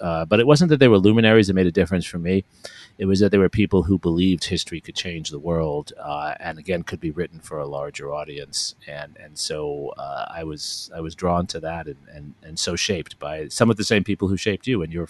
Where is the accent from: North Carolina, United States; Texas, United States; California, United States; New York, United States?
New York, United States; New York City; moved away as an adult; now in Austin, United States; I grew up in New York City. I went to public schools in New York City. I was fortunate enough to get admitted to one of the magnet public schools, Stuyvesant High School. And my parents, working class people